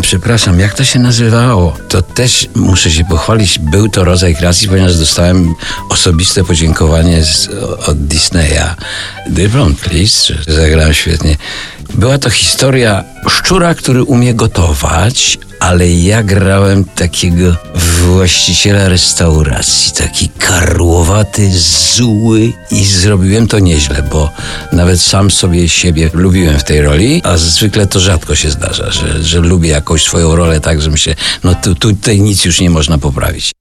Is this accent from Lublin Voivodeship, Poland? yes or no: yes; Lublin Voivodeship, Poland; Ze śpiewnej Lubelszczyzny.